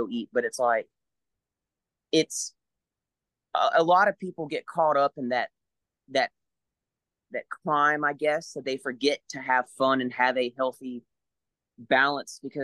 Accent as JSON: {"language": "English", "region": "Louisiana", "country": "United States", "tie": "born or raised there", "said": "I grew up in Louisiana."}